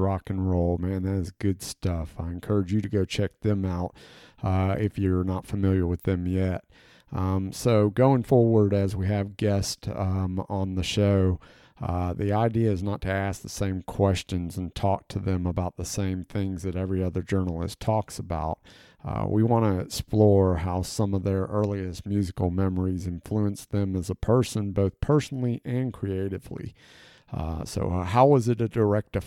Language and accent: English; Gulf Coast, United States; growing up on the Gulf Coast